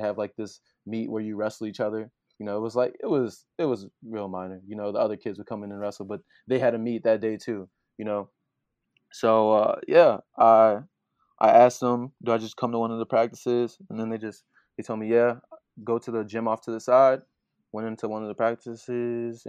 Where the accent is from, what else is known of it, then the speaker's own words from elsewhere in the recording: Joliet, Illinois, United States; now in Hannibal Park, United States; I'm from Joliet, but now I live in Hannibal Park